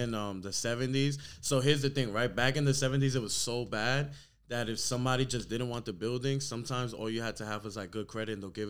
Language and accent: English; New York City, New York, United States; I grew up in Brooklyn.